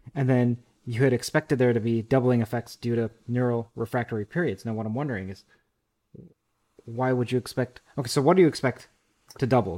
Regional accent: Toronto, Ontario, Canada; from U of T, my hometown, my bailiwick

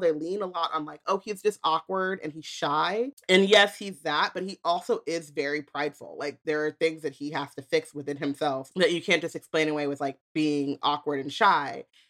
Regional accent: United States; I'm American

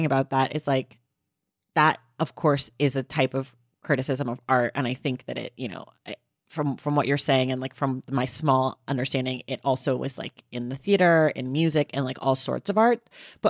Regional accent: Oakland, California, United States; I'm from Oakland, but Oakland's a super segregated city.

